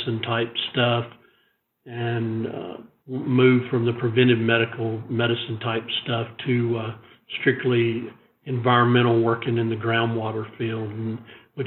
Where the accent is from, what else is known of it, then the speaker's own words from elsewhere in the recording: Pulaski, Tennessee, United States; I grew up in Pulaski, Tennessee, and it's a small rural community in southern middle Tennessee